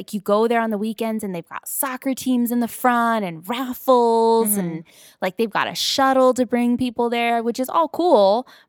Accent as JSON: {"language": "English", "town": "Paramount", "region": "California", "country": "United States", "tie": "born or raised there", "said": "I grew up in Paramount, North Long Beach, where everybody is Mexican and related to each other, right?"}